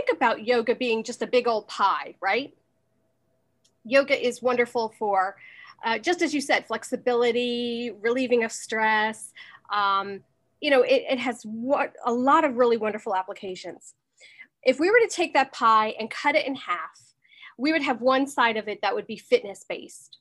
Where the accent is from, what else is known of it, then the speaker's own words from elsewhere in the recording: United States; moved away as an adult; now in Manhattan, Kansas, United States; I am originally from the New York, New Jersey area. I am currently living in Manhattan, Kansas